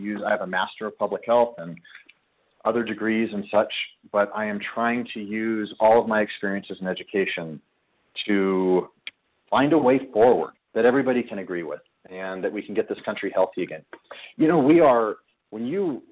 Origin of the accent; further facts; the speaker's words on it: United States; also born or lived in Colorado Springs, Colorado; I'm an American